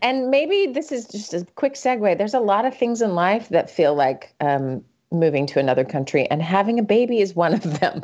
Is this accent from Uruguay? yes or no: no; Salt Lake City, Utah, United States; moved away as an adult; also born or lived in Vermont / Atlanta, Georgia / Sweden; now in Minnesota, United States; I was born and raised in Salt Lake City